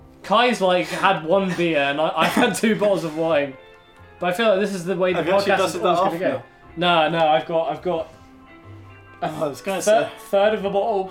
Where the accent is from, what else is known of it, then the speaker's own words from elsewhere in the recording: Plymouth, South West England, United Kingdom; I'm from Plymouth, never got. Wind of the southwestern accent